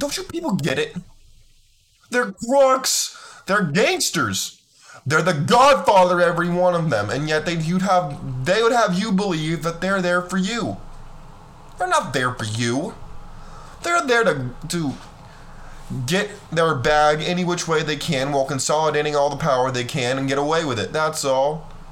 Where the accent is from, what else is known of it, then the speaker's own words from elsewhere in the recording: California, United States; I grew up in California